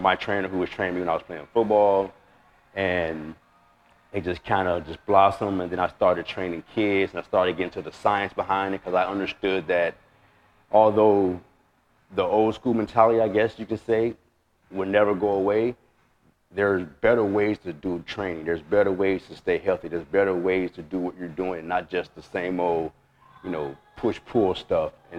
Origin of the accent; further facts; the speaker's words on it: Chicago, Illinois, United States; moved away as an adult; now in California, United States; from Chicago, from the West Side. I'm from the Bricks